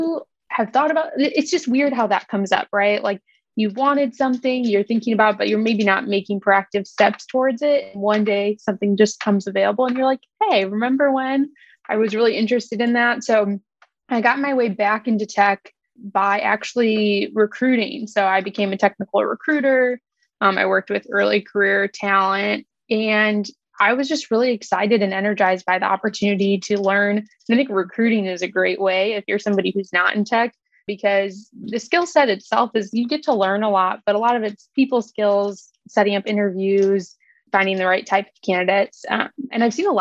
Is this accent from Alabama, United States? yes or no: no; Chicago, Illinois, United States; now in Indianapolis, United States; I'm originally from Chicago, and I went to school here in the Indianapolis area